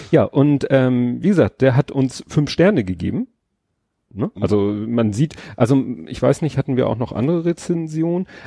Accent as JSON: {"language": "German", "region": "Hamburg", "country": "Germany", "tie": "born or raised there", "said": "ich habe zum Beispiel bin aufgewachsen in Hamburg 60. Ja. Das war, glaube ich, ja Stalzhoop"}